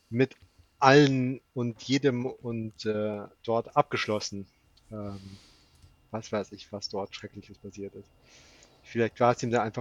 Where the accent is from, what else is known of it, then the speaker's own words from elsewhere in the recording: Frankfurt, Hesse, Germany; ich bin, ich bin in, in Frankfurt aufgewachsen